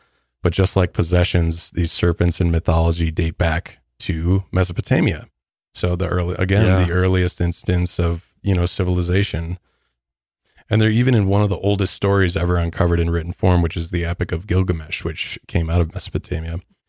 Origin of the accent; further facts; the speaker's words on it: Midwest, United States; I'm from the Midwest. So we don't even have something like that.